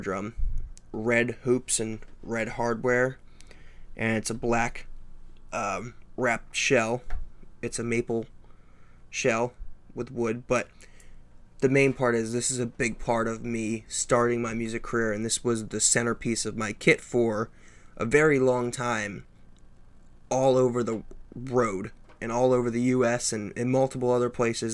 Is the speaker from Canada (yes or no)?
no; East Coast, United States; I'm from the East Coast